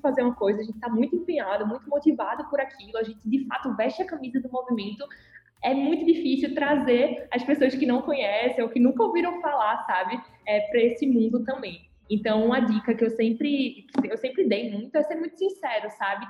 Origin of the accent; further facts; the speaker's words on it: Recife, Pernambuco, Brazil; eu sou aqui de Recife